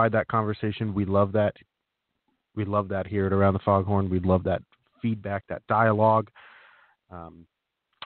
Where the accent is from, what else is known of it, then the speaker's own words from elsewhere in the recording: Turlock, California, United States; now in Kansas City, United States; Grew up in Northern California in the great city of Turlock